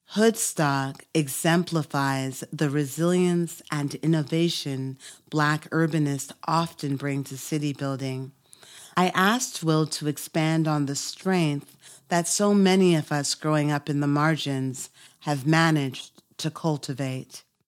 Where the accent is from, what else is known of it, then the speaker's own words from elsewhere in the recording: Toronto, Ontario, Canada; we're both from Toronto